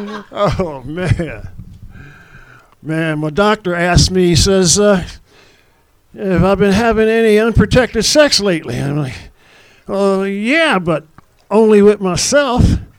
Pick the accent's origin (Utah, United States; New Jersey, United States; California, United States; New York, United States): California, United States; Los Angeles; I'm here from L.A.